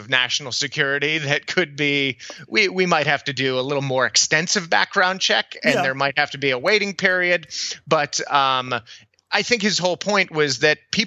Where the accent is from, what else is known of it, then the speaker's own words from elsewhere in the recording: El Paso, Texas, United States; I grew up in El Paso, Texas